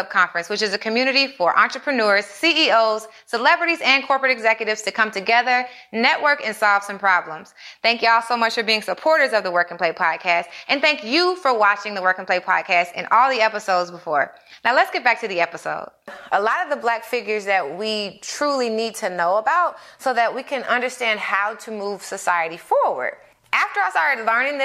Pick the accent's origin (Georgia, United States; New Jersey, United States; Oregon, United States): Georgia, United States; Atlanta; I grew up in Atlanta